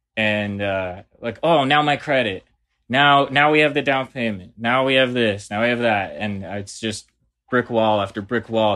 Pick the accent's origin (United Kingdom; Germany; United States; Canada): Canada; Burlington, Ontario; now in Hamilton, Canada; I'm from Burlington, living in Hamilton, Ontario